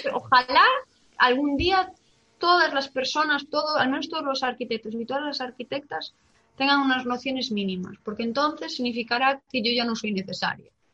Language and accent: Spanish; Galicia, Spain; como buena gallega